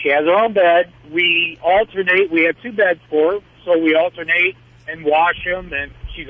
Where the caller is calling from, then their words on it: Tennessee, United States; I'm in Tennessee at the moment right now, so if I do lose you, I do apologize. I'm up in the mountains.